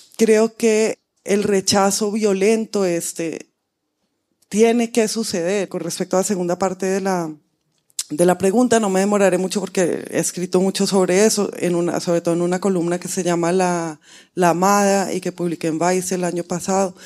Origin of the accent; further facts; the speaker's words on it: Colombia; moved away as an adult; also born or lived in United States; cuando me fui de Colombia a, estudiar en Estados Unidos